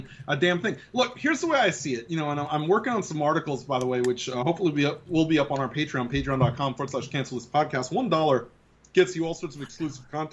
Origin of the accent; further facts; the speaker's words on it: New York City, New York, United States; growing up in the Bronx